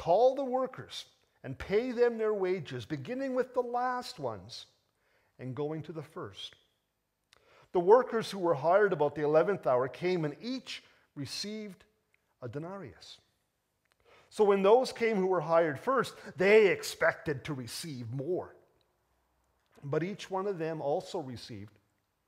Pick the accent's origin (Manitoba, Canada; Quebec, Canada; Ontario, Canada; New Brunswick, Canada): Ontario, Canada; Toronto; despite the fact that I was born in Toronto, I'm really English through and through